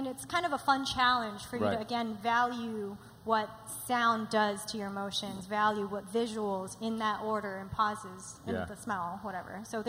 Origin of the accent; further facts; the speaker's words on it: New York, United States; I'm also biased because I grew up in New York.